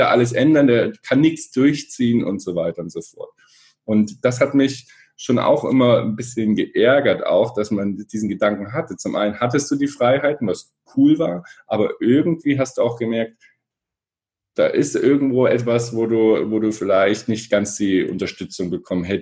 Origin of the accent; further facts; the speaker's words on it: Erfurt, Thuringia, Germany; ich komme aus Erfurt, bin mit meinem Bruder da zusammen aufgewachsen, er ist vier Jahre älter.